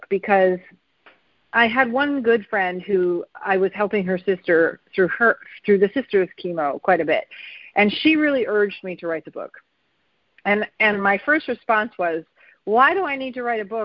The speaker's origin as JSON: {"language": "English", "region": "New York", "country": "United States", "moved": "yes", "said": "I'm from New York originally"}